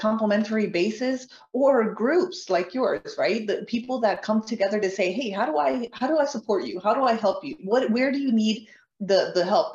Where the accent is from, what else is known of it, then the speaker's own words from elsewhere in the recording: Colombia; moved away; I'm from Colombia.